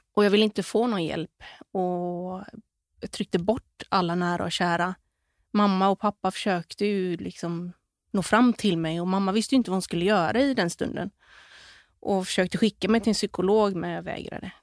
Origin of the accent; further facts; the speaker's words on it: Gothenburg, Västra Götaland, Sweden; moved away as an adult; also born or lived in Bali; i området där vi växte upp, i Kärra, Göteborg